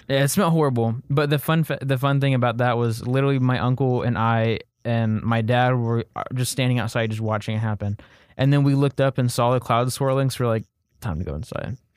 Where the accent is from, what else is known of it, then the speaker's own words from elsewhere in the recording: Oklahoma, United States; growing up in Oklahoma.